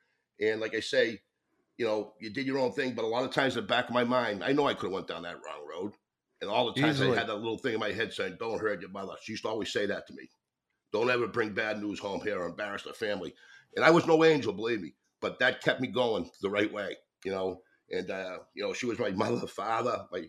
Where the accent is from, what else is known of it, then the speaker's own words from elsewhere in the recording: Boston, Massachusetts, United States; I grew up in Hay Square, which was near the projects, right outside liquor store.